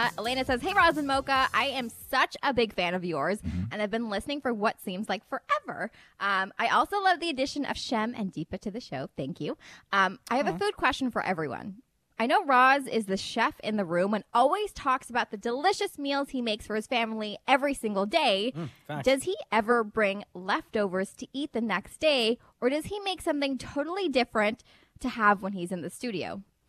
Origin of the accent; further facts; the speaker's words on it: Guyana; now in Canada; I'm also from Guyana, born there, then moved here to Canada. And when I'm in Guyana, I do Guyanese culture things.